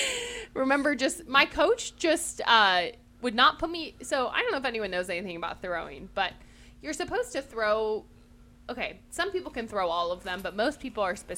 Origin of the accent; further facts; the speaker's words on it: Ohio, United States; so we're all from Ohio.